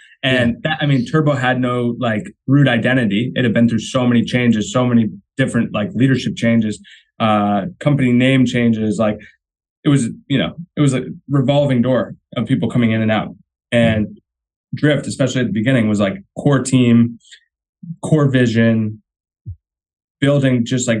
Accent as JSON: {"language": "English", "town": "Marblehead", "region": "Massachusetts", "country": "United States", "tie": "born or raised there", "also_born_or_lived": "Rhode Island / Newport Beach, California / Boston", "moved": "as an adult", "said": "I'm from Marblehead, Mass. That's like where the Navy was started. Yeah, and I've grown up sailing my whole life."}